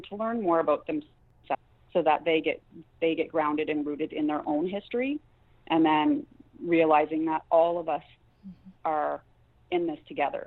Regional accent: Cold Lake First Nation, Alberta, Canada; now in Comox Valley, Canada; I'm from Cold Lake First Nation, so I'm Dene Sutkline.

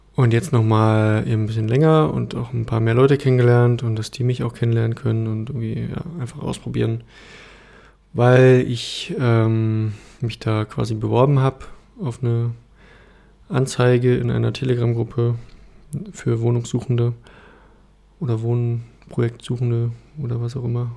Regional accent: Berlin, Germany; moved away as an adult; now in Leipzig, Germany; Also, also ich bin ähm, in Berlin aufgewachsen und meine Familie kommt aus Ostdeutschland.

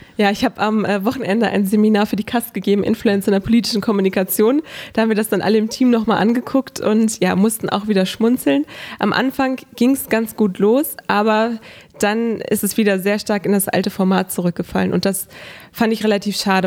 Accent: Hanover, Lower Saxony, Germany; Ich lebe seitdem ich geboren wurde in Hannover, habe dort meine Kindheit verbracht

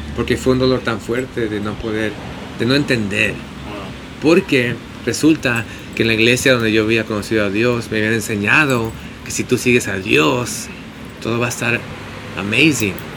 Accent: San Diego, California, United States; moved away as an adult; now in Los Angeles, United States; nací en San Diego, de, mi mamá es de Tijuana

